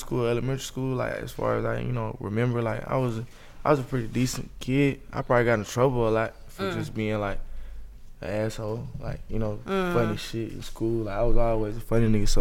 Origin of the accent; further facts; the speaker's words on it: Atlanta, Georgia, United States; I'm from Zone 6, Kendall Road.